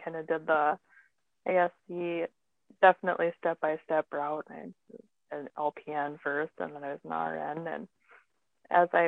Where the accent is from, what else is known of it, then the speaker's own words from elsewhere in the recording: Pine Ridge Reservation, South Dakota, United States; moved away as an adult; also born or lived in Fargo-Moorhead; now in Fargo, United States; I grew up on the Pine Ridge Reservation in South Dakota.